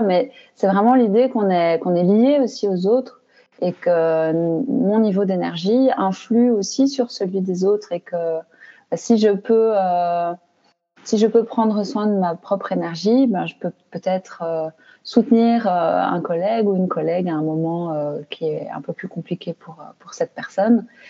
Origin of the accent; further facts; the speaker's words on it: Belgium; je suis belge, hein, donc j'habite en Belgique